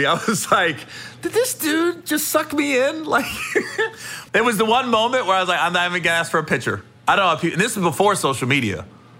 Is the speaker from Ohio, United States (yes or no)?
yes; Cincinnati, Ohio, United States; where are you from, man? And I was like, Cincinnati.